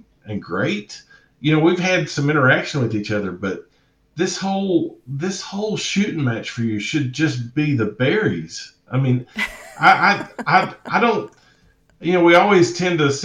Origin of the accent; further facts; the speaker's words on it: the South, United States; accent: Southern; my Southern accent